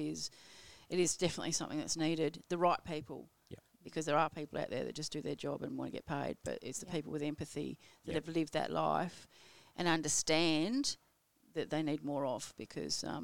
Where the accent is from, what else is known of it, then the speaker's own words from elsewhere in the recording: Surrey, South East England, United Kingdom; also born or lived in Berkshire; now in Australia; I was from Surrey.